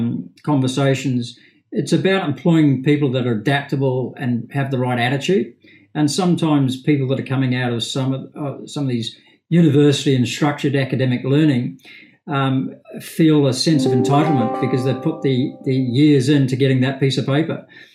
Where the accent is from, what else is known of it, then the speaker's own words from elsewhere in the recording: Liverpool, North West England, United Kingdom; born there; I suppose, Campbell, despite my accent, I was actually born in Liverpool in the UK. But didn't really spend a lot of time in Liverpool.